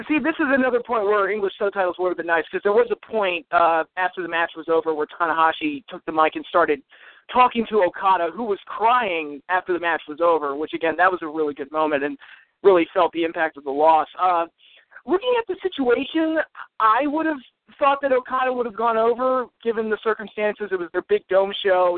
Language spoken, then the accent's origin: English; United States; as an American fan